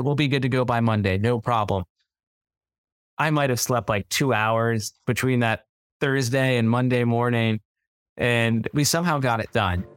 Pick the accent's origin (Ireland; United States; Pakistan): United States; Northern Virginia; moved away as an adult; also born or lived in Davidson, North Carolina; now in Charlotte, United States; I grew up in Northern Virginia, not too far outside of D C